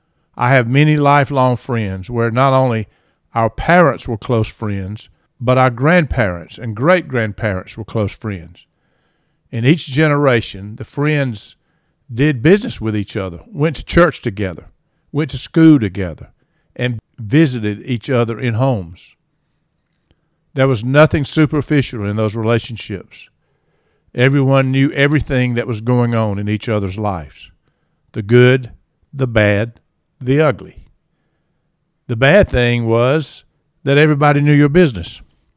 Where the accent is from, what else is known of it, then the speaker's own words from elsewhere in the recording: Reynolds, Georgia, United States; moved away; I had the privilege to grow up in Reynolds, Georgia, a small rural town in central Georgia that produced many very successful people in life.